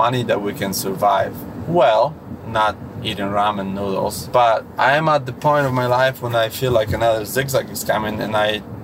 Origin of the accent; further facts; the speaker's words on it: Poland; moved away as an adult; also born or lived in Boston / Lowell; now in Massachusetts, United States; I was born and raised in Poland, and I came to US when I was 22